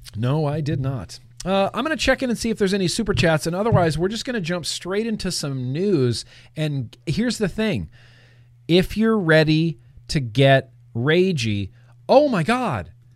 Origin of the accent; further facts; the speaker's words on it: California, United States; I'm a Californian